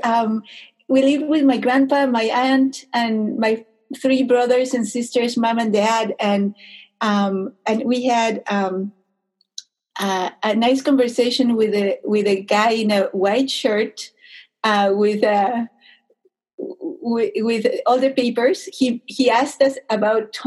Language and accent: English; Arequipa, Peru; also born or lived in Illinois / Chicago, Illinois, United States; now in Minnesota, United States; the size of Arequipa, my hometown